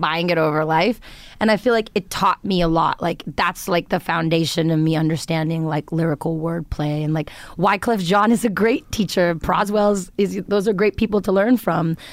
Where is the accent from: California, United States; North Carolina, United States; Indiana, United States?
California, United States; Los Angeles; growing up in Los Angeles, but, like, having a lot of Indian influence